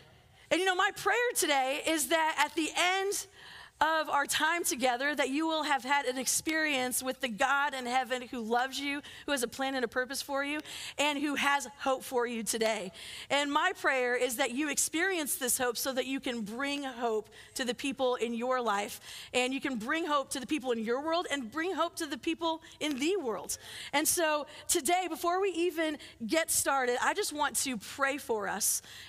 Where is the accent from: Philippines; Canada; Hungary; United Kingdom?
Philippines; But I loved growing up in the Philippines, and growing up on the other side of the world, you just spend time on airplanes.